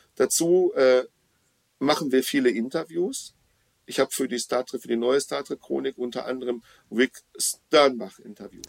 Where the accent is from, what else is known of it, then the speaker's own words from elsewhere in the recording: Dortmund, North Rhine-Westphalia, Germany; in meiner Heimatstadt Dortmund